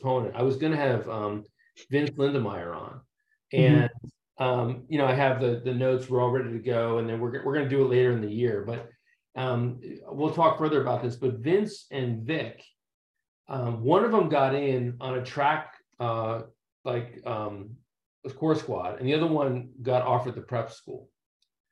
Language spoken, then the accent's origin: English; New Jersey, United States; I was also from New Jersey